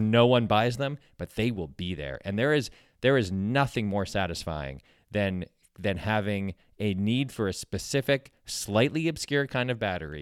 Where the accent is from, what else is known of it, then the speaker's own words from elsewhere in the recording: West Hartford, Connecticut, United States; When I was a kid, there was a C V S in my hometown that was, uh, about five blocks away. for, in West Hartford, Connecticut